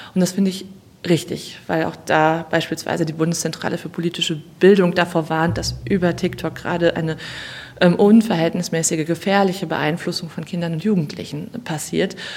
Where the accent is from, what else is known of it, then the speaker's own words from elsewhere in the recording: North Rhine-Westphalia, Germany; in meinem Heimatbundesland Nordrhein-Westfalen